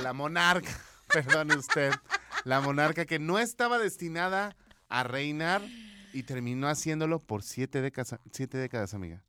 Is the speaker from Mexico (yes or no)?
yes; Mexico; como buen mexicano decimos